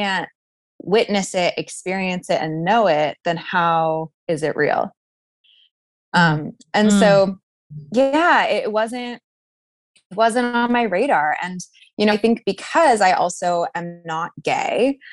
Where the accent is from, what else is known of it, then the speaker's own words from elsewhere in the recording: Toronto, Ontario, Canada; moved away as an adult; now in Chicago, United States; I grew up in Toronto